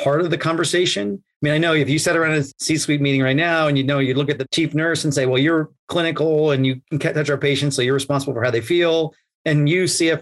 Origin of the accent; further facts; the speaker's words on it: New York, United States; I grew up in New York